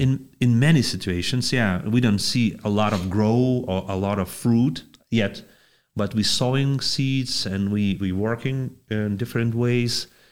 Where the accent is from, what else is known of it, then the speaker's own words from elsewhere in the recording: Panevėžys, Panevėžys County, Lithuania; I'm from Panevėžys, Lithuania